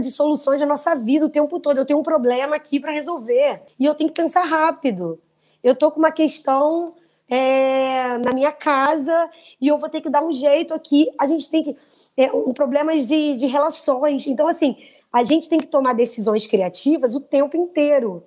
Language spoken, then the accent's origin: Portuguese; Brazil; Nós somos brasileiros